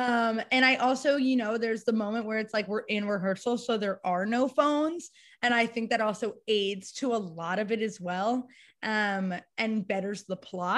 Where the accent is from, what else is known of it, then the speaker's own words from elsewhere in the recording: Westchester, New York, United States; I grew up in Westchester, New York